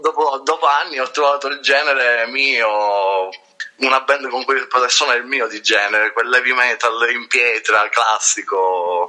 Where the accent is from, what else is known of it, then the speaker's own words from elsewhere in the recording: Corleone, Sicily, Italy; tranne io che sono da Corleone